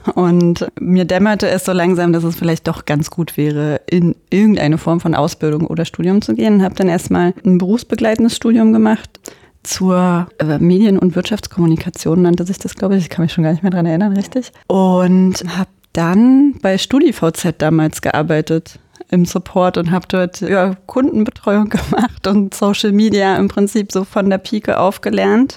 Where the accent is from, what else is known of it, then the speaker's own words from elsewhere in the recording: Germany; bei uns in Deutschland